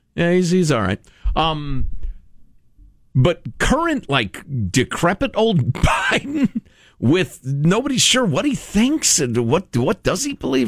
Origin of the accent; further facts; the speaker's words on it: Chicago, Illinois, United States; moved away; my hometown, Chicago, Illinois.